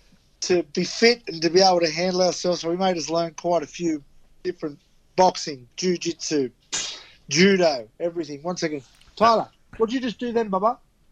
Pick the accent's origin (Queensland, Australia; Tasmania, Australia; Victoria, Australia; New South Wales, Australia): New South Wales, Australia; Sydney; We grew up in Newtown Police Boys